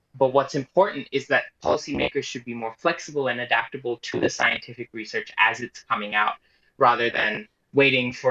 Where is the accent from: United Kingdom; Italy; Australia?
Australia; as an Australian